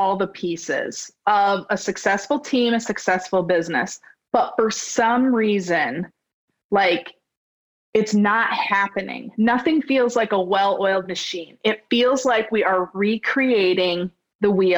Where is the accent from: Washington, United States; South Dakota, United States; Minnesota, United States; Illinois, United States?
South Dakota, United States; Scotland; also born or lived in Alaska; now in Sioux Falls, United States; We moved back to Scotland when I was two. And so I grew up in that small town, which is about 75 miles from where I live now.